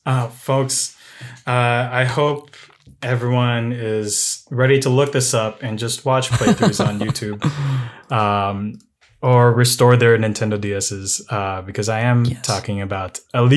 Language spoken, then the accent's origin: English; Midwest, United States; born there; Myself, I am a born in the Midwest, actually.